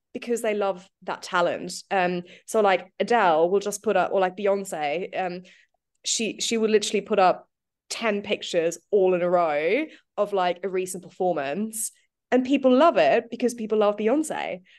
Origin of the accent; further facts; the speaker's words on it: New Zealand; now in United Kingdom; I'm from New Zealand.